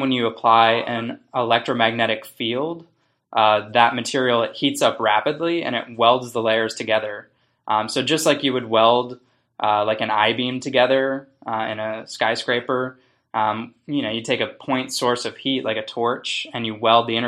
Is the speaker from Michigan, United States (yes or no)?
no; Baltimore, Maryland, United States; I grew up in the Maryland area, Baltimore, northern Baltimore